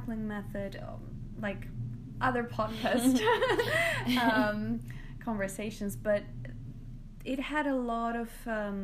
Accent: Greece; moved away as an adult; also born or lived in United Kingdom / London; I come from Greece. So this is where I was born and raised. And I left when I was 18, and I spent a lot of time in the UK, about 10 years.

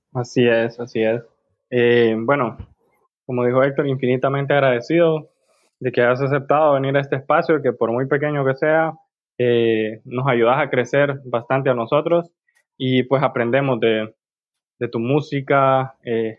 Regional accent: Honduras; nosotros como pueblo hondureño

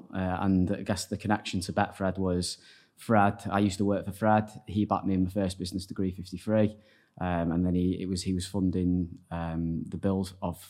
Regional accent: North West England, United Kingdom; Yeah, from Hermiston.

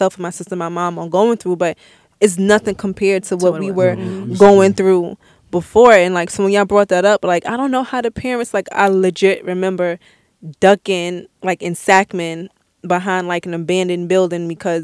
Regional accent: New York City, New York, United States; I grew up in Brownsville.

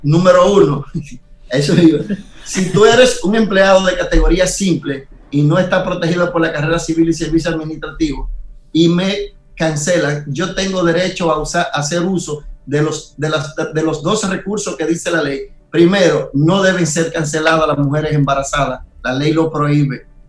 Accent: Nagua, María Trinidad Sánchez, Dominican Republic; mi pueblo Nagua

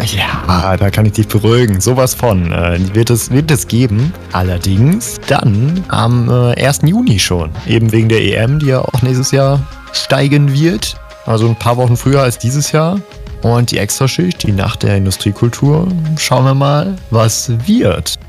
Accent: Gelsenkirchen, North Rhine-Westphalia, Germany; in meiner Heimatstadt Gelsenkirchen

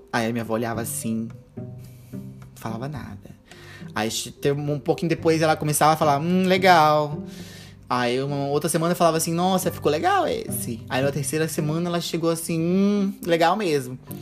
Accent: Ariquemes, Rondônia, Brazil; moved away as an adult; now in Porto Velho, Brazil; Eu sou uma drag queen de Rondônia. Eu moro na capital de Rondônia, em Porto Velho, mas eu nasci no interior, em Ariquemes

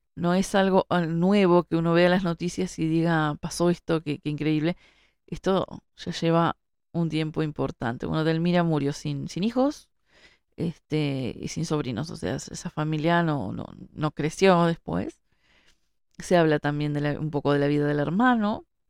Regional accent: Montevideo, Uruguay; yo que vivo en Montevideo, que, nací en Montevideo

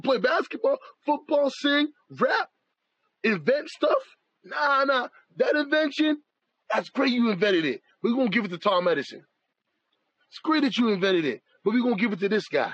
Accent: Canada; I am a Canadian-born person. My family is from Jamaica. So my heritage is Jamaican. I am a Canadian

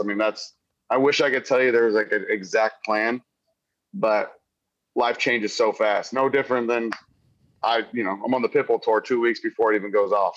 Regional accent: Wildwood, Missouri, United States; moved away as an adult; also born or lived in Columbia, Missouri; now in Nashville, United States; I'm originally from Wildwood, Missouri. Um, that's where I was born and raised.

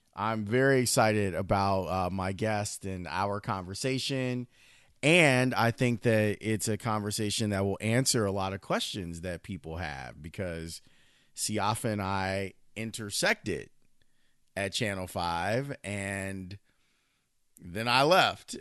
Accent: Chicago, Illinois, United States; I'm a kid from the South Side

